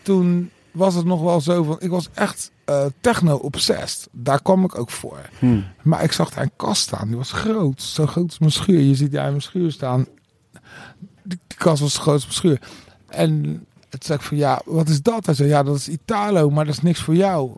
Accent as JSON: {"language": "Dutch", "country": "Netherlands", "tie": "born or raised there", "said": "ik ben dus hier in het Berger ziekenhuis geboren."}